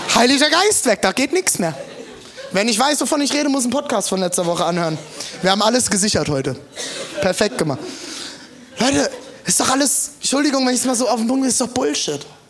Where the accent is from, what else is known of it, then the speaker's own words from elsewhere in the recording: Germany; für uns Deutsche, die im Humanismus aufgewachsen sind